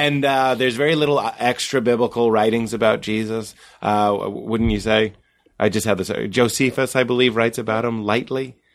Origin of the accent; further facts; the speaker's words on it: Boston, Massachusetts, United States; I'm from Boston